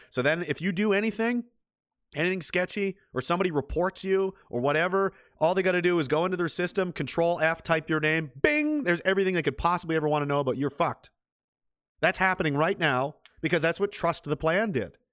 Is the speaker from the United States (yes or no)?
no; Pictou, Nova Scotia, Canada; I'm from Pictou